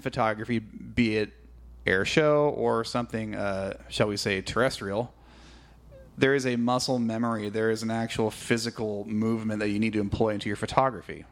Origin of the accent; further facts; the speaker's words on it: California, United States; I'm from California